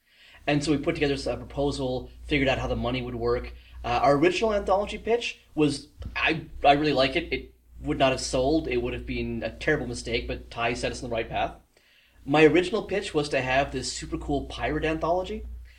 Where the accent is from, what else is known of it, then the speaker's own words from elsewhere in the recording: South Africa; now in Toronto, Canada; I'm South African, ended up here by accident. Bounced around the world, decided to... I moved to Toronto a couple years back